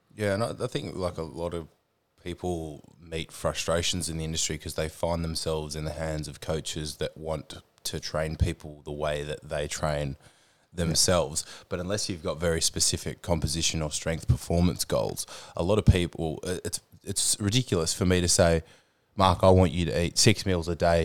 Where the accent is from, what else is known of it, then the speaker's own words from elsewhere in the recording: Hobart, Tasmania, Australia; I grew up in Hobart in Tasmania